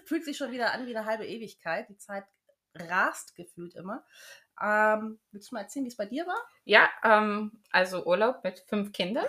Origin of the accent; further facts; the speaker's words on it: Düsseldorf, North Rhine-Westphalia, Germany; moved away as an adult; also born or lived in Bavaria; now in United Kingdom; Ich komme aus Düsseldorf, habe zehn Jahre schon in Bayern gelebt.